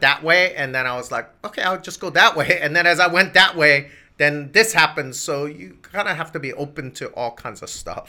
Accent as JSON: {"language": "English", "region": "Hawaii", "country": "United States", "tie": "born or raised there", "moved": "as an adult", "said": "growing up in Hawaii"}